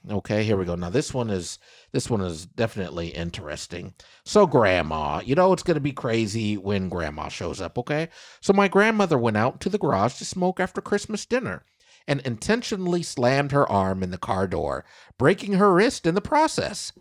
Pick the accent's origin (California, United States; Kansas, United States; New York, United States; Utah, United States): Kansas, United States; moved away as an adult; now in Southeast Texas, United States; my home state, Kansas